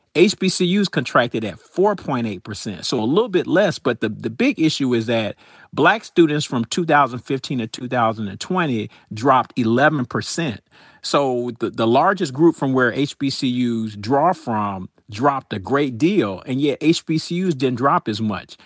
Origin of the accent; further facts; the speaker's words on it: Atlanta, Georgia, United States; I grew up in Atlanta, so I went to Atlanta Public Schools